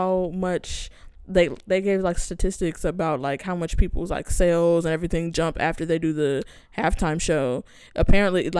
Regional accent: Inglewood, California, United States; in Englewood, my hometown

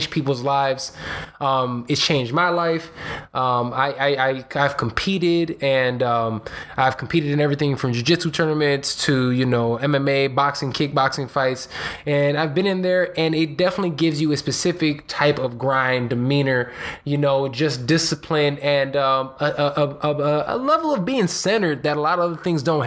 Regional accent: Chicago, Illinois, United States; my hometown. It's here in Chicago.

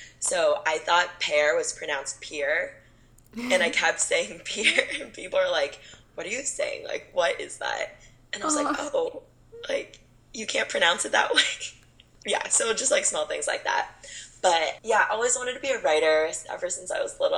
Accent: Camarillo, California, United States; I was born and raised in California basically my entire life before I went to college. Born up in Northern California

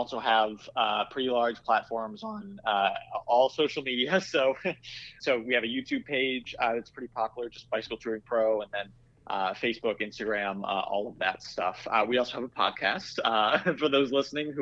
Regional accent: Iowa, United States; I grew up in Iowa

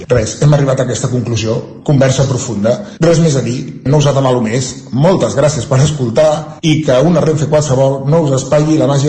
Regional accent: Centelles, Catalonia, Spain

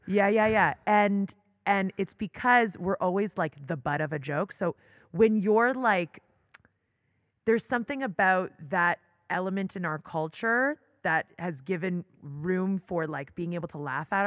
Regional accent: Toronto, Ontario, Canada; moved away as an adult; also born or lived in New York; now in Israel; I loved growing up in Toronto.

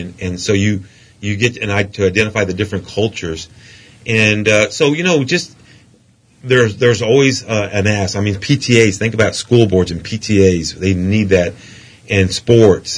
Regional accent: Midland, United States; It's my hometown and I know the air

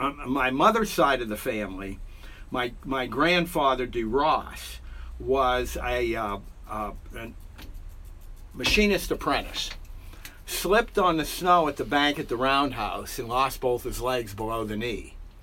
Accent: Meadville, Pennsylvania, United States; I was born and raised in Meadville, Pennsylvania.

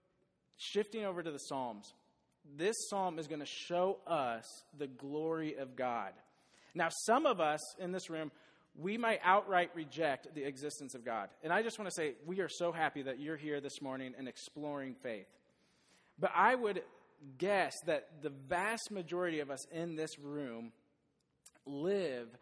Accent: Des Moines, Iowa, United States; I grew up in Des Moines, went to Southeast Polk, and I am a dumb wrestler from Southeast Polk

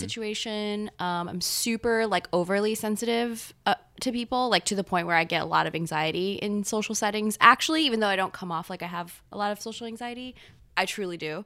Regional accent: Gainesville, Florida, United States; moved away as an adult; also born or lived in Taiwan / North Carolina; now in New York, United States; I moved to Gainesville, Florida

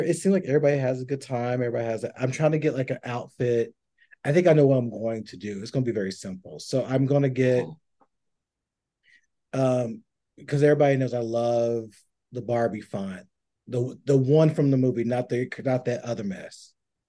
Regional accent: Tennessee, United States; I'm from Tennessee, from Swamp, all

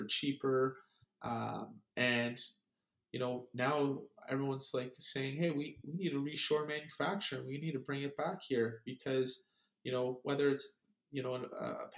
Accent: Canada; As a Canadian

